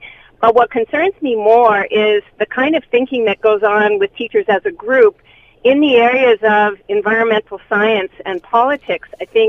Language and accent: English; Montreal, Quebec, Canada; now in Calgary, Canada; When I grew up in Montreal, I was 15 in high school